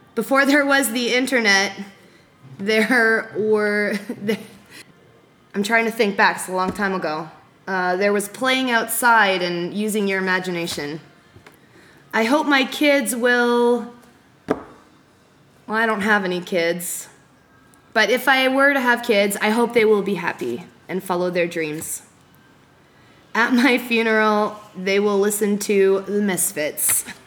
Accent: Ajax, Ontario, Canada; My hometown is Ajax, Ontario

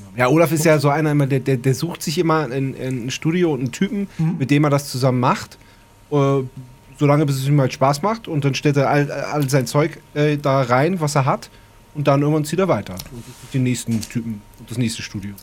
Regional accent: Wendland, Lower Saxony, Germany; bei uns im Wendland

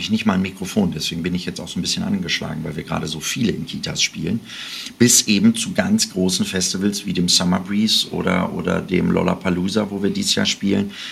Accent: Jöllenbeck, North Rhine-Westphalia, Germany; Das ist meine Heimatstadt

